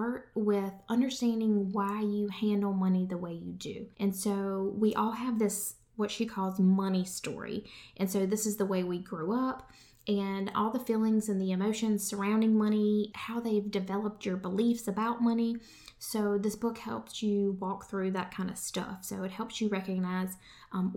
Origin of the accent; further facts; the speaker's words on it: United States; We as American people